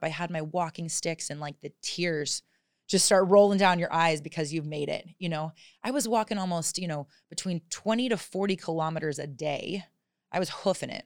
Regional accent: southern New Hampshire, United States; moved away as an adult; also born or lived in Arizona / Tulum, Mexico / Phuket, Thailand; now in Thailand; I grew up actually on a small farm in southern New Hampshire

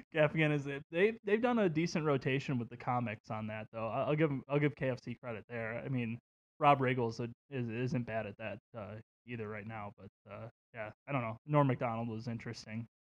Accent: Waukegan, Illinois, United States; where I grew up in Waukegan.

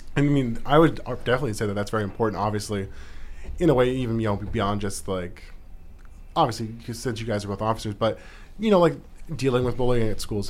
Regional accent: Anchorage, Alaska, United States; now in Juneau, United States; growing up in Anchorage

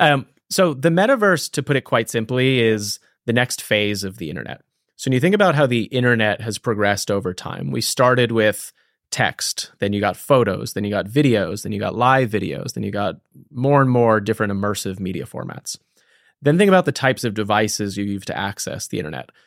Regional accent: East Coast, United States; moved away as an adult; now in San Francisco, United States; I grew up on the East Coast.

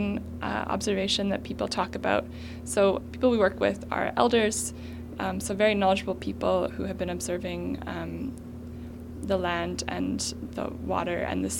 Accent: Winnipeg, Manitoba, Canada; I grew up in Winnipeg.

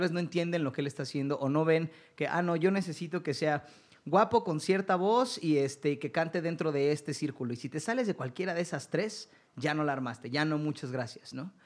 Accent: Mexico; Yo soy mexicano, vivo en México, me desarrollo en México

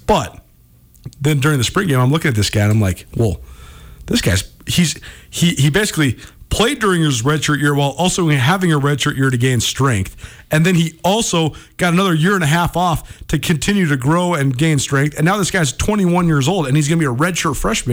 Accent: Missoula, Montana, United States; I'm from Missoula, and I went to school in Missoula

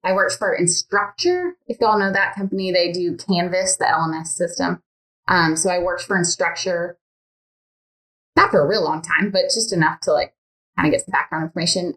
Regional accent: Michigan, United States; moved away as an adult; also born or lived in Indiana; now in Alabama, United States; I'm from Michigan, and then we moved to Alabama.

